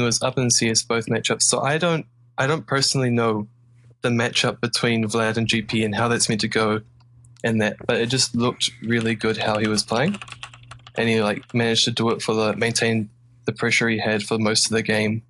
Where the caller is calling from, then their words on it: Auckland, New Zealand; I'm calling from Auckland, New Zealand.